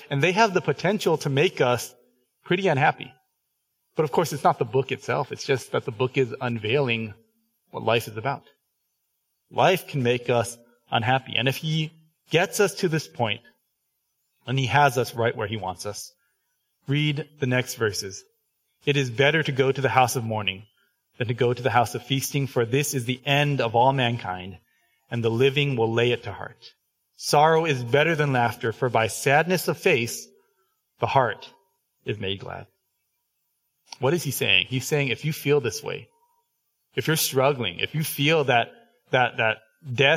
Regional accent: Southern California, United States; now in Texas, United States; I grew up in Southern California. But my kids, they really only know Texas

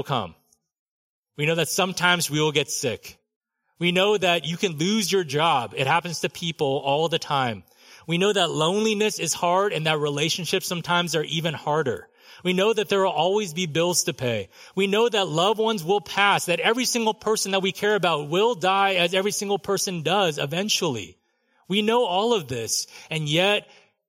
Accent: Southern California, United States; I grew up in Southern California

